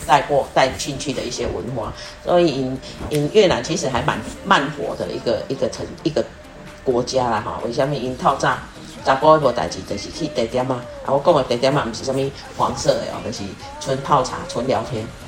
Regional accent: Taiwan; 它真的是很吸引呃我们台湾人的，就是对我们台湾对到我们台湾人的胃。

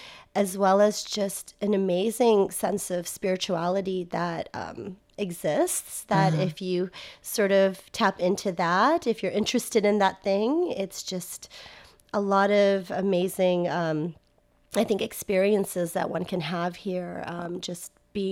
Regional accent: United States; now in Taiwan; I'm from the United States, born and raised, but my family is from Nepal and my grandparents were originally from India.

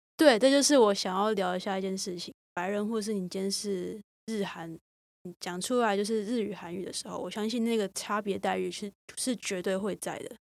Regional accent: Taiwan; 我自己身为台湾人，然后也是一副台湾人的长相

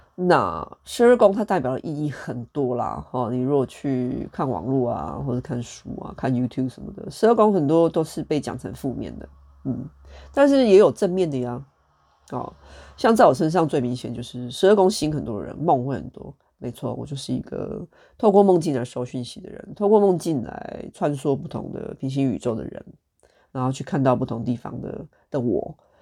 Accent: Taiwan; 身为台湾人

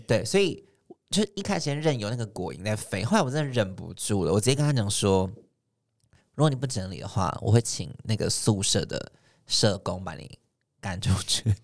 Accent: Taichung, Taiwan; moved away as an adult; now in Taipei, Taiwan; 我是从台中上来的嘛，嗯。然后我到台北，呃，十八岁大一那一年，开始在外面租房子

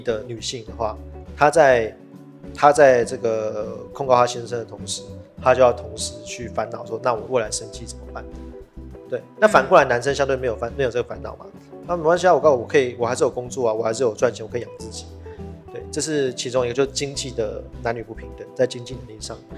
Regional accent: Taiwan; 我们台湾人

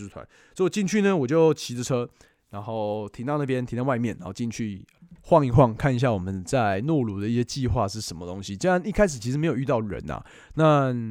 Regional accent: Taiwan; 我是来自台湾

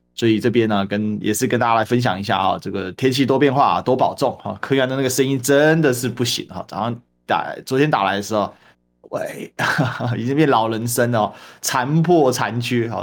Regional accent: Kaohsiung, Taiwan; 身为高雄人

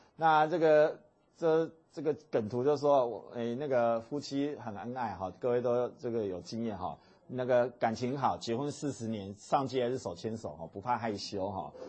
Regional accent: Taiwan; 我们讲台语

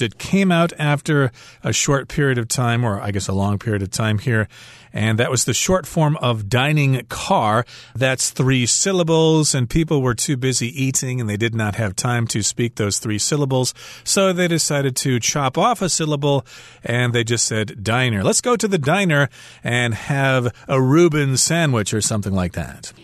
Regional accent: Midwest, United States; growing up in the Midwest in a small town

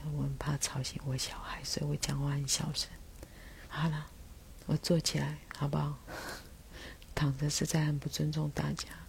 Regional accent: Taiwan; first language Taiwanese Hokkien; Chinese is a second language; 伫阮是母语是台语的人的心中

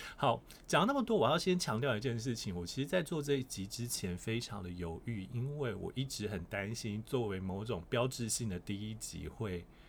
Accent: Kaohsiung, Taiwan; 虽然我是高雄人

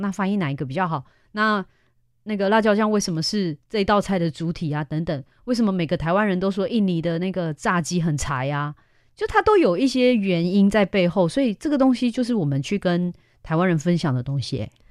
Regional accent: Klang, Selangor, Malaysia; now in Taiwan; 我们巴生人啊，真的超坚持的

